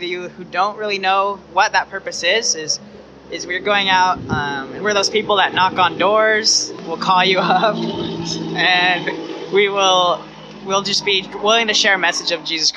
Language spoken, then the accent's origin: English; Selah, Washington, United States; moved away as an adult; I am from Washington State in a small town called Selah